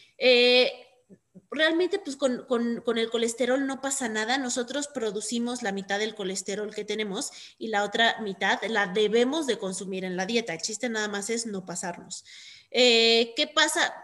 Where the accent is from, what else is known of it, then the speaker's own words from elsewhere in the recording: Mexico; nosotros como mexicanos de Estados Unidos